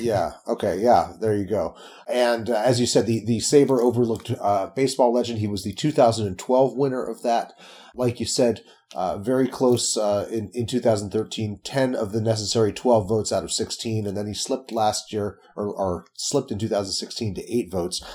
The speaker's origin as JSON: {"language": "English", "town": "Salt Lake City", "region": "Utah", "country": "United States", "tie": "born or raised there", "said": "two years in Salt Lake City, my, my hometown"}